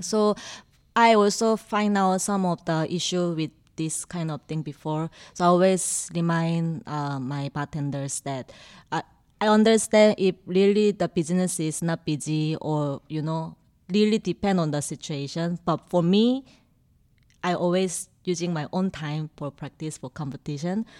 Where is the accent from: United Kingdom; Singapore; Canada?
Singapore; I'm from Singapore